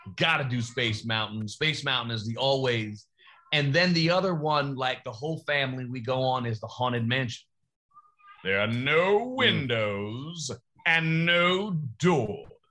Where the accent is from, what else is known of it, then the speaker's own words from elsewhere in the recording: New York, United States; I'm from New York